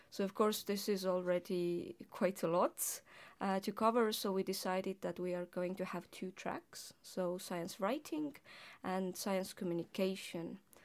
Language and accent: English; Estonia; as an Estonian linguist, I was, I was, uh, writing as well as reading articles in Estonian as well as in English